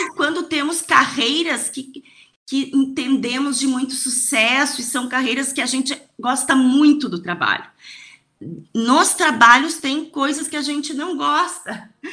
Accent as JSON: {"language": "Portuguese", "region": "Rio Grande do Sul", "country": "Brazil", "said": "como uma boa gaúcha"}